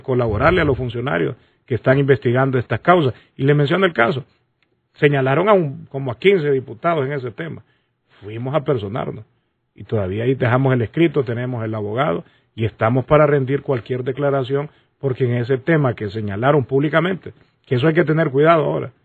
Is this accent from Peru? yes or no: no; Honduras; nosotros como hondureños